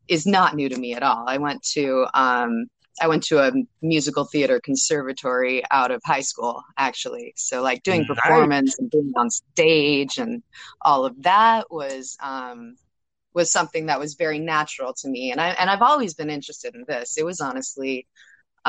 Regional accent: Baltimore, Maryland, United States; I am from Baltimore, but actually moving really, really soon. So I'll be based out of LA coming up.

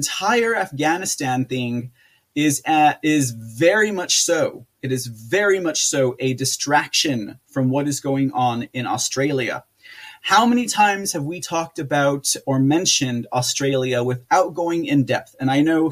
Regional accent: United States; we as American citizens we as Americans

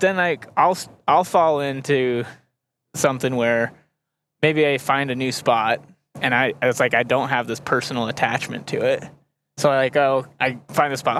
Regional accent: Montana, United States; growing up in Montana

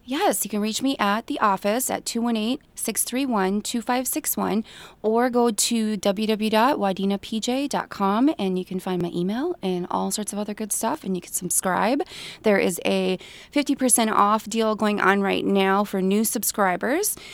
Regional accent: Staples, Minnesota, United States; I grew up in Staples

